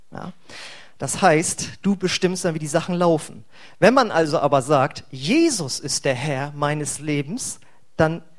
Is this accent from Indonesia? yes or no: no; Braunschweig, Lower Saxony, Germany; now in Bremen, Germany; Als ich vor über oder als ich vor zehn Jahren hierher gezogen bin äh, nach Bremen, ich komme eigentlich vorher aus Braunschweig